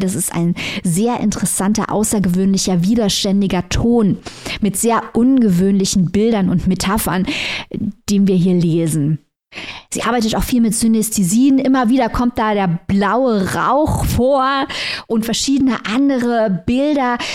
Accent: East Germany, Germany; bei uns in Ostdeutschland

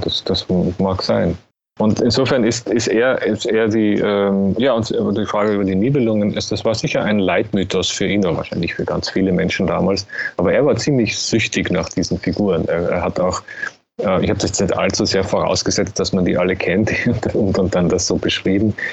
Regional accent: Austria; als Österreicher

